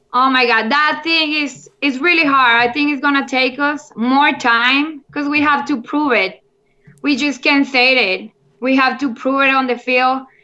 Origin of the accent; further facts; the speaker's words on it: Monterrey, Nuevo León, Mexico; English is a second language; I'm from Monterrey, Mexico, and I'm the first Mexican playing on the LFL